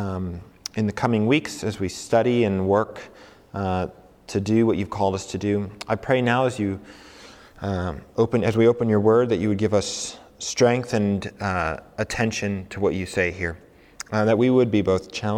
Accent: Colorado, United States; moved away as an adult; also born or lived in New York / St. Louis; now in New Mexico, United States; I grew up in Colorado

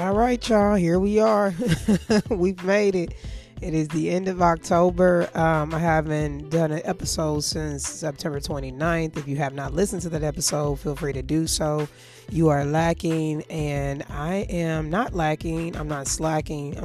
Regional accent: St. Louis, Missouri, United States; moved away; my hometown of St. Louis

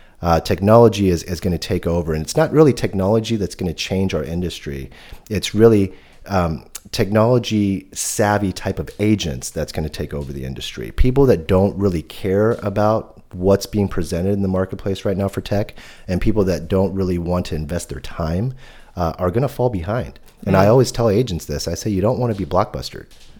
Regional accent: Sacramento, California, United States; also born or lived in Hong Kong; I grew up in Sacramento, so I'm used to the hot weather

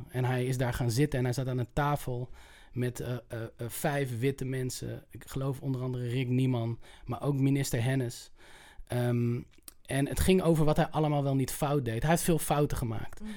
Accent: Utrecht, Netherlands; ik kom uit Utrecht.

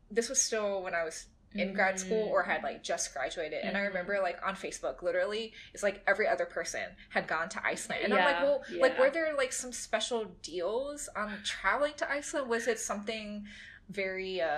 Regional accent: Louisiana, United States; my hometown, small town Louisiana, out in the bayou.

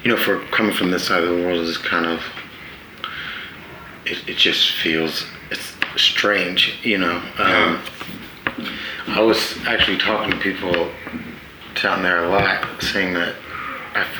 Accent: California, United States; I was born in California. I spent a lot of time there

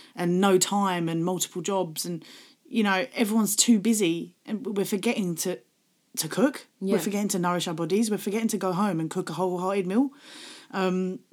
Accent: Gravesend, South East England, United Kingdom; I grew up in Gravesend in Kent

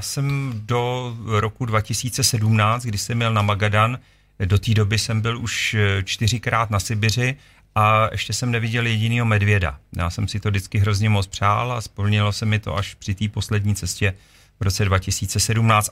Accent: Czechia; jsme z České republiky

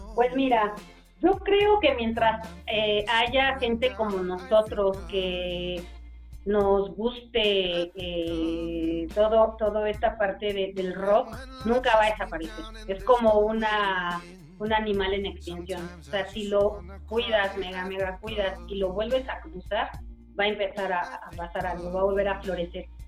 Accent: Mexico; siendo un miembro mexicano

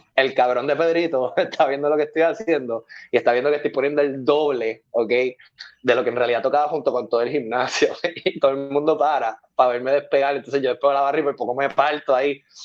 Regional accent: Carolina, Puerto Rico; Yo soy de Carolina

